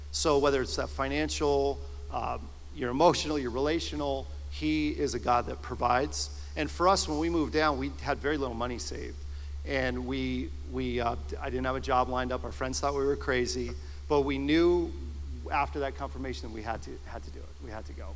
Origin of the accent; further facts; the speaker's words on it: Simsbury, Connecticut, United States; moved away as an adult; also born or lived in Massachusetts; I grew up in Simsbury, and in the late 90s, it was 98, I was in my late 20s and I had moved up to Massachusetts